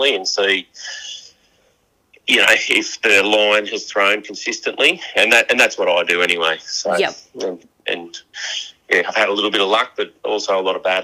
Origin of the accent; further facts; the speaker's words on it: New South Wales, Australia; it's just my home state, and that's when I remember going camping with my family when I was a young kid